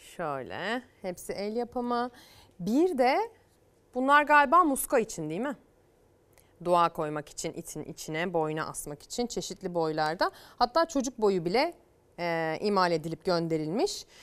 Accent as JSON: {"language": "Turkish", "town": "Çamaş", "region": "Ordu", "country": "Turkey", "tie": "born or raised there", "moved": "yes", "said": "Memleketim Ordu'ya, Çamaş'a"}